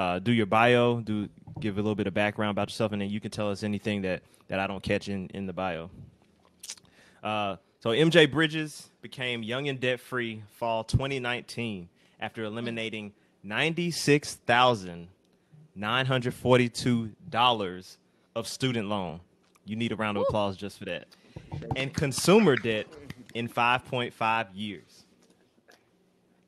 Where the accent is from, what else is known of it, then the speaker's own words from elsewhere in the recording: Lithonia, Georgia, United States; I'm actually from Atlanta, so I'm from the east side, right outside Atlanta, Lithonia to be exact